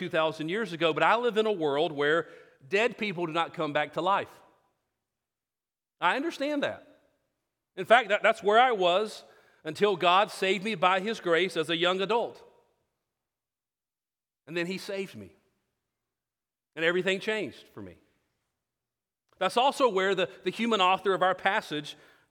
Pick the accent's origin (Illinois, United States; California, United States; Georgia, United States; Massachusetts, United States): Georgia, United States; South; now in Houston, United States; I grew up in South Georgia